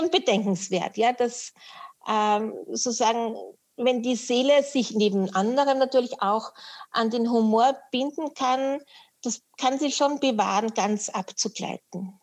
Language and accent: German; Vienna, Austria; now in Upper Austria, Austria; ich bin geborene Wienerin, dafür kann ja. ich nichts und lebe in Oberösterreich noch